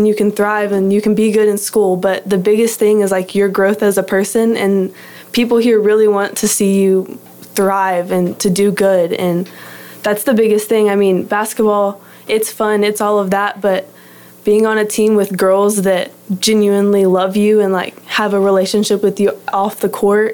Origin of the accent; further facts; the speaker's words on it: Heath, Texas, United States; I'm from Heath, Texas, which is about 30, 45 minutes outside of Dallas. I went to a little private school, Dallas Christian. Grew up there